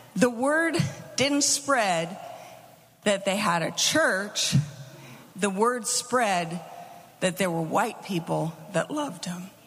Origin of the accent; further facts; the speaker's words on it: United States; moved away; also born or lived in Melbourne; we're we're little American kids. We understand American